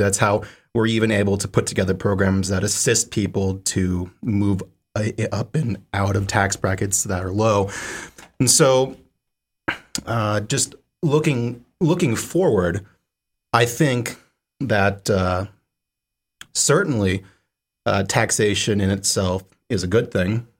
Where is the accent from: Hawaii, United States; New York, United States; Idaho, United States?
Idaho, United States; Sun Valley; now in Seattle, United States; I come from Sun Valley, Idaho, which is, uh, well, to say the least, very different from Seattle